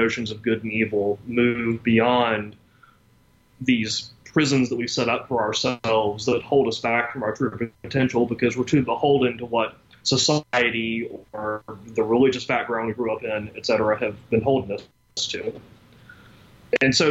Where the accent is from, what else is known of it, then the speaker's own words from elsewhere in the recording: Deep South, United States; I grew up in the Deep South in the 1980s